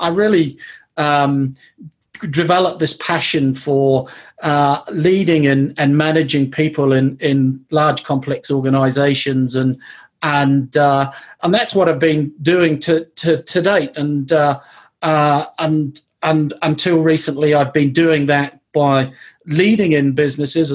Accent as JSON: {"language": "English", "country": "New Zealand", "tie": "born or raised there", "moved": "as an adult", "lives_now": "Bath, United Kingdom", "said": "But I grew up in New Zealand, was born and grew up in New Zealand"}